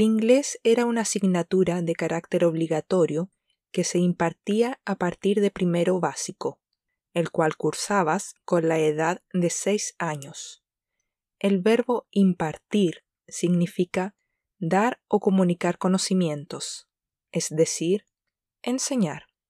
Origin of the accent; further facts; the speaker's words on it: Chile; la primera lengua extranjera que comenzamos a aprender en Chile durante la etapa escolar